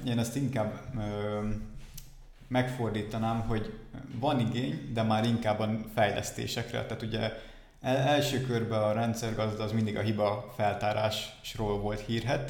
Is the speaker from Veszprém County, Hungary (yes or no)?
yes; Balatonfüred, Veszprém County, Hungary; moved away as an adult; now in Dunajská Streda, Slovakia; Igazából én Balatonfüredről származom.